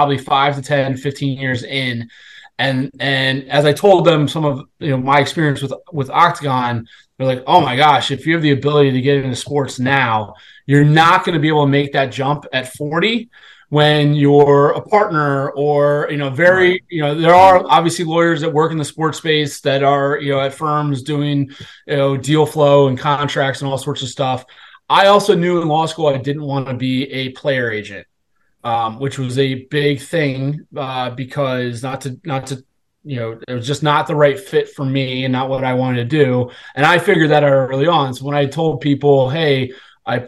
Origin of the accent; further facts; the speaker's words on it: Washington, District of Columbia, United States; I'm originally from the Washington D.C. area